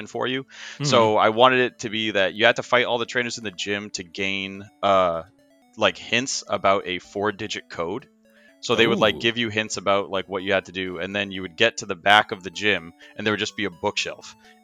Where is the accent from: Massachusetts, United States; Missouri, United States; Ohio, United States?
Massachusetts, United States; I'm from Massachusetts